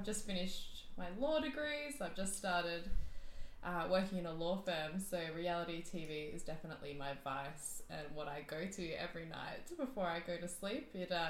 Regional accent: Perth, Western Australia, Australia; And oh gosh, where do I start? I'm from Perth, born and raised.

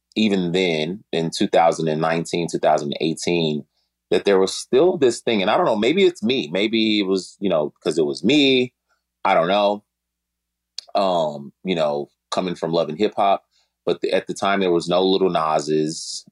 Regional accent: Chicago, Illinois, United States; I'm from Chicago.

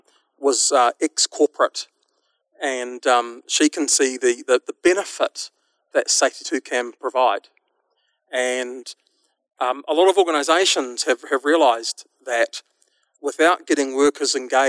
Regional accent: New Zealand; my funny accent tells you that I'm from a little country called New Zealand

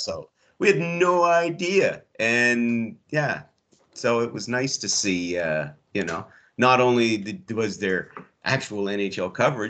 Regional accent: Canada; I'm Canadian.

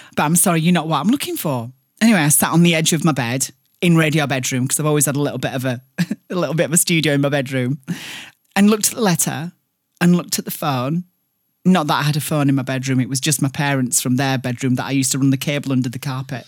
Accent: Barnsley, Yorkshire and the Humber, United Kingdom; accent: thick Barnsley; I'm from Barnsley.

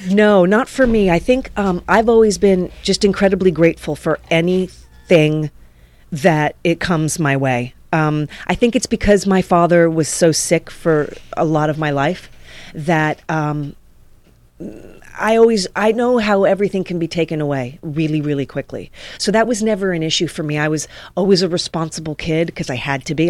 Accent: New York, United States; moved away as an adult; also born or lived in West Hollywood, California; now in Los Angeles, United States; my whole life had been in New York. I'm a New Yorker

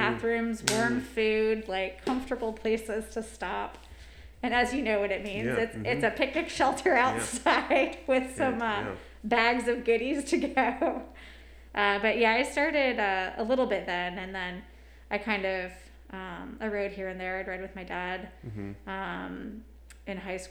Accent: Ohio, United States; now in Virginia, United States; I'm from Ohio, where it can be very cold.

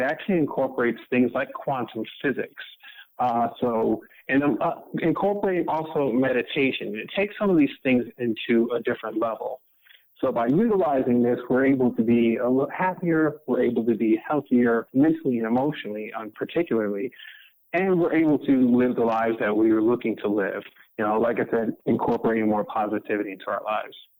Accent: Detroit, Michigan, United States; I'm originally born and raised in Detroit, Michigan

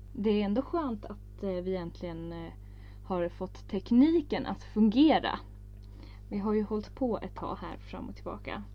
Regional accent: Örebro, Örebro County, Sweden; Vi är ju från Örebro

